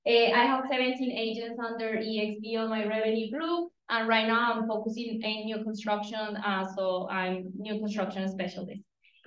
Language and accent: English; Colombia; moved away; I am from Colombia.